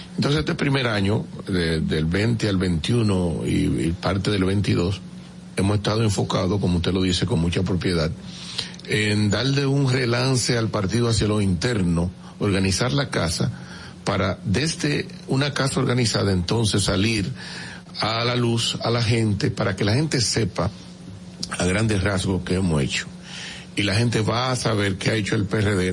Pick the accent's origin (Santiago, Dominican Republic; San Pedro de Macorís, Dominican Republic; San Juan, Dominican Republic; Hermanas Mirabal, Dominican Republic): San Pedro de Macorís, Dominican Republic; yo que soy de San Pedro de Macorís